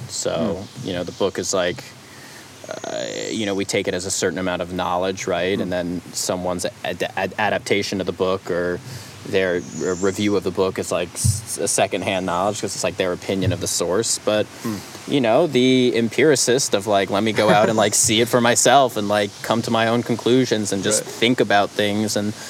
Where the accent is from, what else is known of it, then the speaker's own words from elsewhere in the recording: New York City, New York, United States; there's a lot of similarities, I think, between even like nature and like where I grew up in New York City